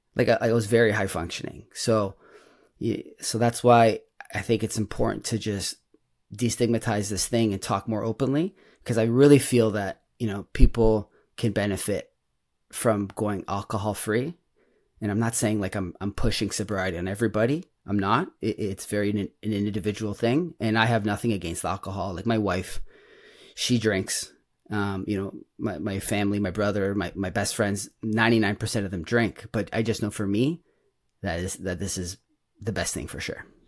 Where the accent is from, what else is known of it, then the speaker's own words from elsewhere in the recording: Toronto, Ontario, Canada; I'm from Toronto, um, Toronto, Canada